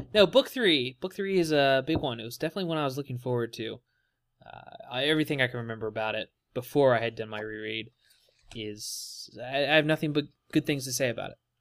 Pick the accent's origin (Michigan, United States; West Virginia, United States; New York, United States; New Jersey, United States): West Virginia, United States; now in Texas, United States; I'm not from Texas. I live in Texas currently, but I'm from West Virginia.